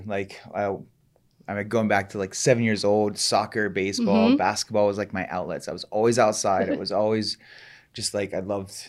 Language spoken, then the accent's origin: English; Columbus, Ohio, United States; I'm originally from Columbus, Ohio, and mm-hmm. I grew up in a very nice home